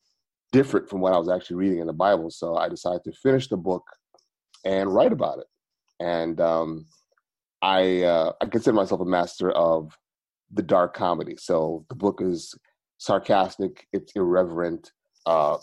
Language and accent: English; New York City, New York, United States; moved away; I am originally from Brooklyn